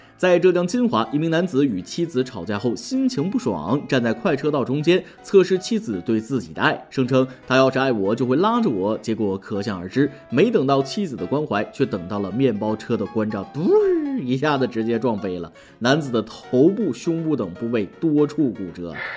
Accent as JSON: {"language": "Chinese", "region": "northern China", "country": "China", "said": "作为一个北方人，别说吃了，见都没见过"}